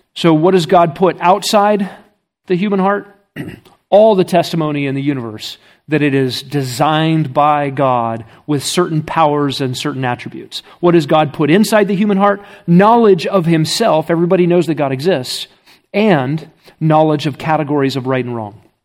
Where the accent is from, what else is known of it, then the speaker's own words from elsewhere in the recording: United States; I'm from America. I don't speak Russian.